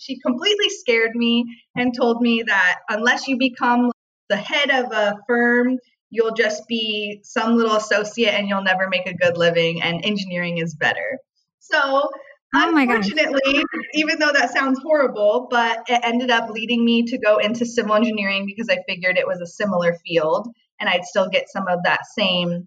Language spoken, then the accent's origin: English; Long Beach, California, United States; I grew up in Long Beach, California